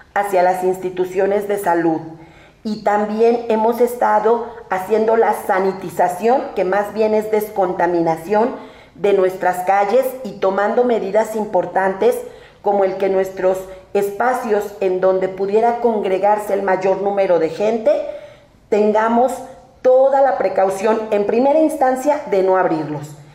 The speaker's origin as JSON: {"language": "Spanish", "town": "Melchor Ocampo", "region": "State of Mexico", "country": "Mexico", "tie": "born or raised there", "said": "yo nací en Melchorocampo, toda mi vida he vivido ahí"}